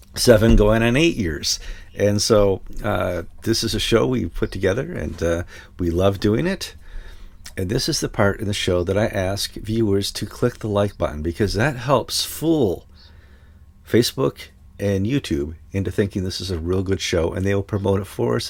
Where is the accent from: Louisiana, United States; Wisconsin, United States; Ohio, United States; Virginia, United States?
Wisconsin, United States; Madison; moved away; also born or lived in Connecticut; We are currently docked somewhere outside of Madison, Wisconsin, kind of my hometown